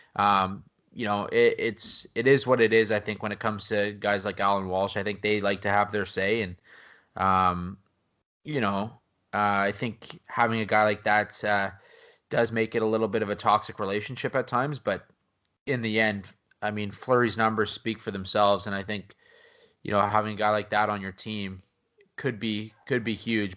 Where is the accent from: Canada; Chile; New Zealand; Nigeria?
Canada; as a Canadian